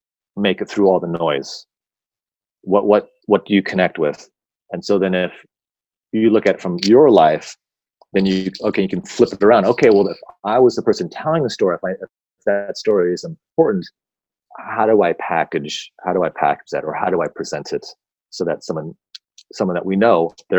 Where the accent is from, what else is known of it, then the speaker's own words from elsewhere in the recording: United States; as an American, I'm saying as American